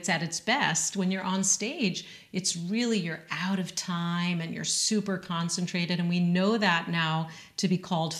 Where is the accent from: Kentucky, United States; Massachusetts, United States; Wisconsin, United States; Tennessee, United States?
Massachusetts, United States; Western; I was raised in Western Massachusetts in an Ashkenazi shul and day school